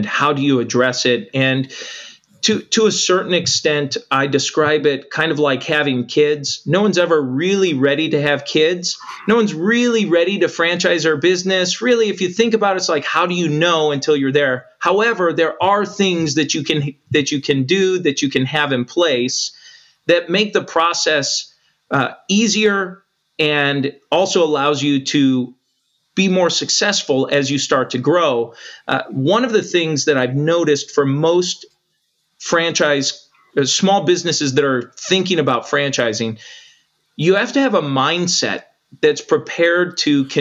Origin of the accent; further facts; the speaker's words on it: United States; as an American